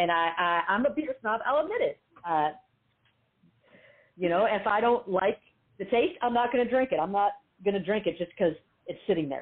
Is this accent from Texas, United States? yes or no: yes; Houston, Texas, United States; moved away; I'm from Houston, and it's been a long time since I've played in Austin.